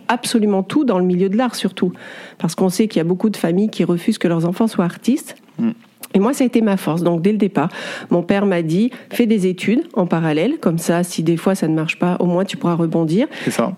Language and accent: French; Clermont-Ferrand, Auvergne-Rhône-Alpes, France; je suis née à Clermont-Ferrand et je suis une zoréole. Alors, zoréole, c'est un papa de l'île de la Réunion et une maman auvergnate.